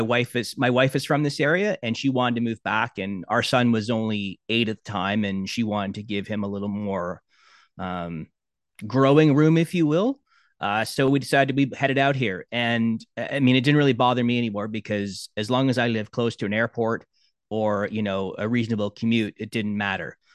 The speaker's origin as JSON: {"language": "English", "town": "Brampton", "region": "Ontario", "country": "Canada", "tie": "born or raised there", "said": "growing up in Brampton"}